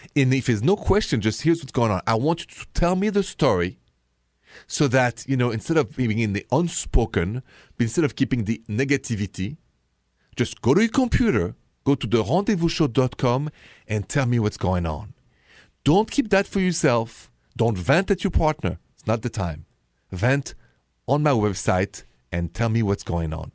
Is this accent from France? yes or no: yes; France; accent: French; English is a second language; moved away; me with my French accent